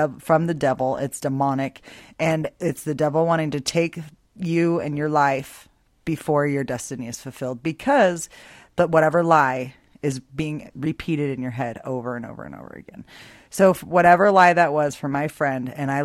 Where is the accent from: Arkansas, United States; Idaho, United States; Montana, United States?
Idaho, United States; Boise; I grew up in Boise, Idaho